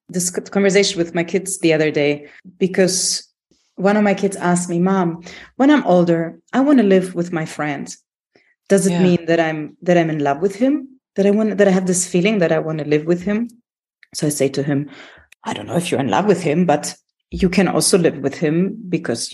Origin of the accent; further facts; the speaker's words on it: Greece; I'm from Greece